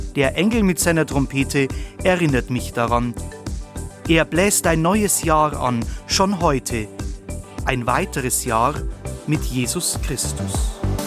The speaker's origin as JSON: {"language": "German", "region": "Bavaria", "country": "Germany", "said": "bei uns in Bayern"}